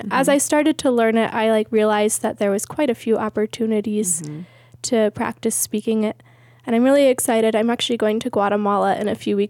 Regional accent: Germany; born there; People ask me a lot where I'm from, and I don't know how to answer because I was born in Germany.

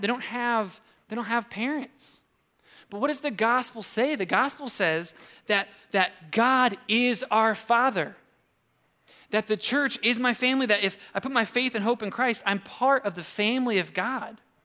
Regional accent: United States; as an American

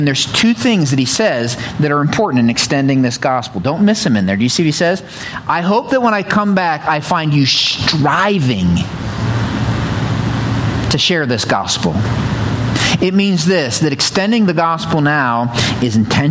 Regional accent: the mountains of Pennsylvania, United States; now in Ohio, United States; I grew up in the mountains of Pennsylvania. I didn't grow up in Ohio

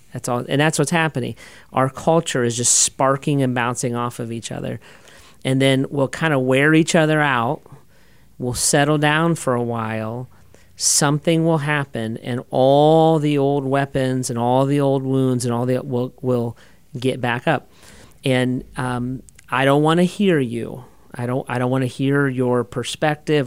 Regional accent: United States; I'm an American

